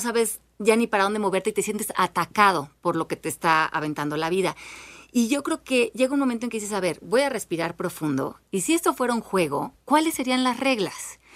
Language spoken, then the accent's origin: Spanish; Mexico; Nosotros como mexicanos